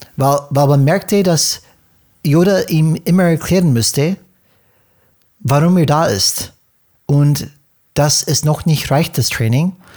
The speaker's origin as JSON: {"language": "German", "country": "United States", "second_language": "German", "moved": "yes", "said": "für uns als Amerikaner"}